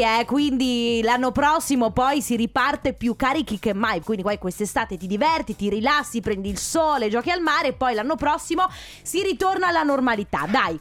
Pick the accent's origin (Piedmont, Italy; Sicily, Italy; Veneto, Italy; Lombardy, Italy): Veneto, Italy; da Veneta